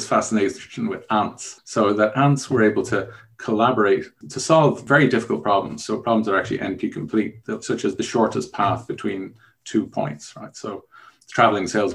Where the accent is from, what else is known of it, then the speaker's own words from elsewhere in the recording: Dublin, Leinster, Ireland; also born or lived in Germany; I actually grew up in Dublin. I'm from Ireland, Dublin in Ireland